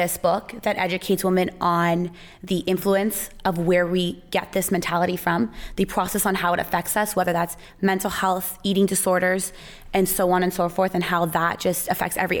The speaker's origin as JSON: {"language": "English", "town": "Toronto", "region": "Ontario", "country": "Canada", "tie": "born or raised there", "said": "Okay, so grew up in Toronto."}